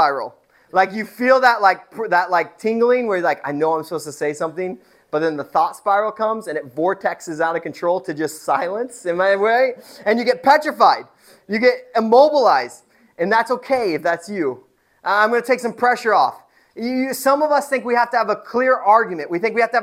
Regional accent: Indiana, United States; moved away; I am from Indiana. I didn't grow up on a farm, but I grew up around farms.

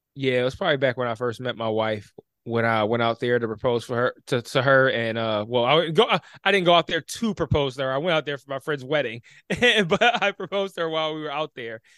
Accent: Detroit, Michigan, United States; born and raised in Detroit

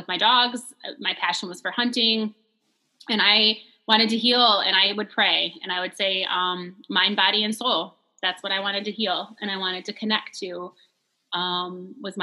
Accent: Swartz Creek, Michigan, United States; I grew up in Swartz Creek

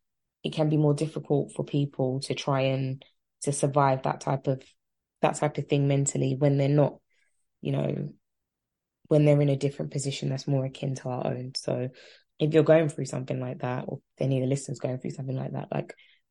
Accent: London, United Kingdom; I'm from Tottenham. That's just the lamb. That's just the ecosystem I was raised

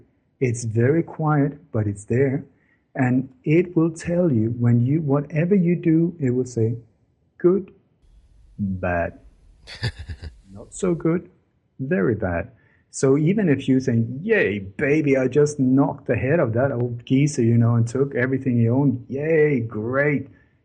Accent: Denmark; English is a second language; I grew up in Denmark with a lot of stories from the Second World War when Denmark was under Nazi occupation.

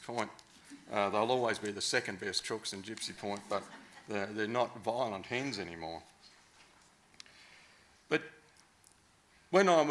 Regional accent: King Island, Tasmania, Australia; moved away; one went to school on King Island

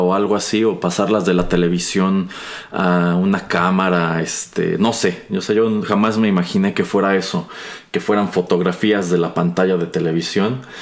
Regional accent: Mexico; crecimos jugando eh, videojuegos en México en los años 90

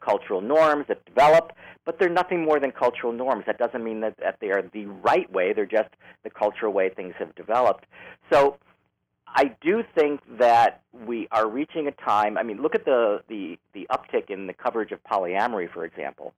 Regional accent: Chicago, Illinois, United States; also born or lived in Los Angeles; now in San Francisco, United States; I grew up in Chicago. I was born in the city, raised in the southern suburbs, and then at some point moved back into the city

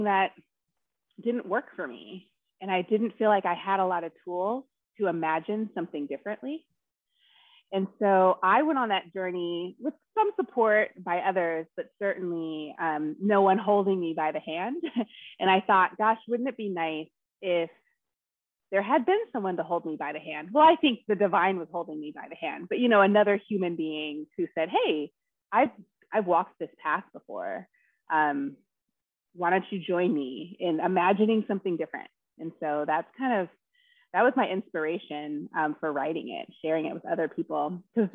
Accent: United States; I'm African American, Black woman, and I grew up in a Black family

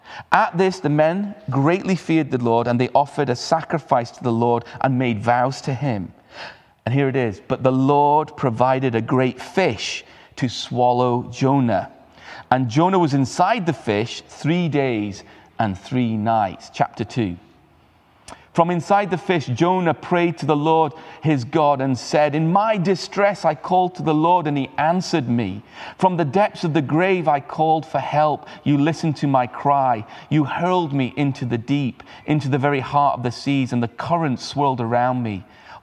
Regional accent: Uttarakhand, India; moved away; as a child, I had the incredible privilege of growing up in the Himalayas in India, in the foothills, in an international school.

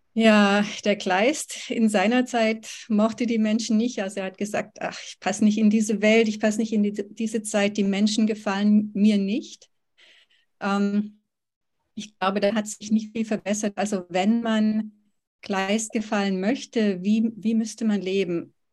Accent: Oberkochen, Baden-Württemberg, Germany; moved away as an adult; also born or lived in Tübingen / California; now in Georgetown, United States; in der Schule hier am Gymnasium in Oberkochen, wo ich aufgewachsen bin

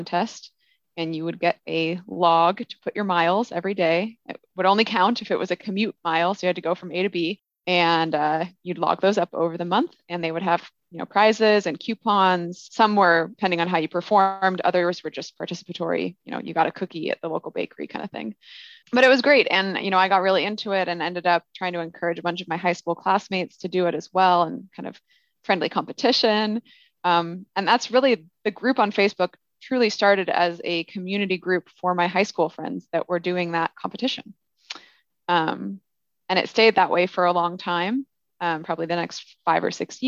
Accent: Olympia, Washington, United States; now in Bay Area, United States; So I grew up in Olympia, Washington

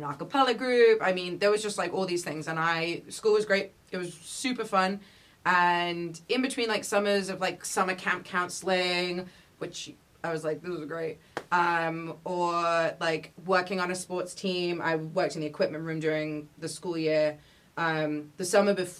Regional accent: London, United Kingdom; moved away as an adult; also born or lived in Santa Fe, New Mexico; now in United States; I was born and raised in London, England, in North London

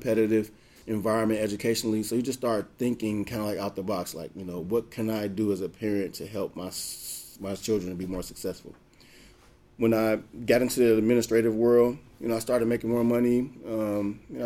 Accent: Gary, Indiana, United States; I'm from Gary

